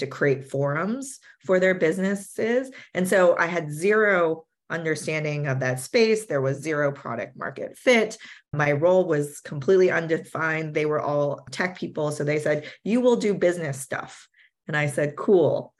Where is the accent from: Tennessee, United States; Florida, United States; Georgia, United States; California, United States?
California, United States; Silicon Valley; I grew up in Silicon Valley